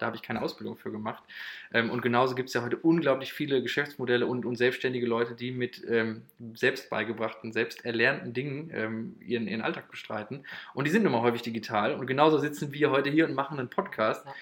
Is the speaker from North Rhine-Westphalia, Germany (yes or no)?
yes; Moers, North Rhine-Westphalia, Germany; 23 Jahre alt, aus Mörs